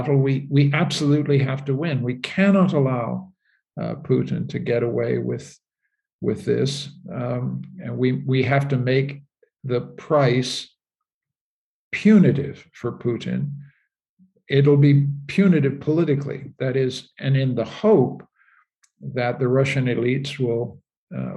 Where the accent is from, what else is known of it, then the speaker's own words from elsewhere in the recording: Canada; My country, I'm a Canadian, my country, Canada